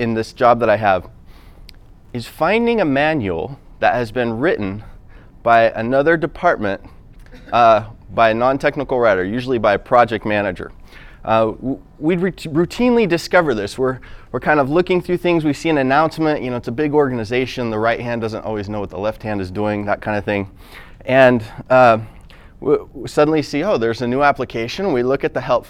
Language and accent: English; United States; now in Utah, United States; I'm actually from Washington, but I live in Utah, came out here.